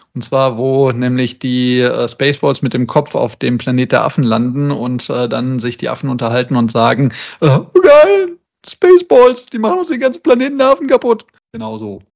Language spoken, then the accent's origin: German; Essen, North Rhine-Westphalia, Germany; moved away; in meiner alten Heimat, nämlich in der Zeche Zollverein in Essen